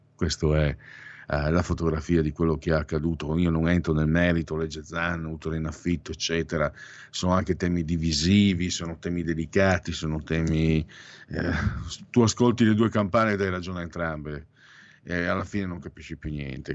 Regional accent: Friuli-Venezia Giulia, Italy; moved away as an adult; now in Milan, Italy; Sono un immigrato, vengo dal Friuli, Friul Veneto

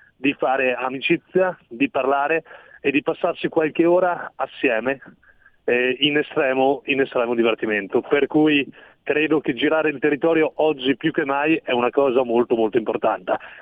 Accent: Castello Tesino, Trentino-Alto Adige, Italy; Castello Tesino è il paese dove sono nato io

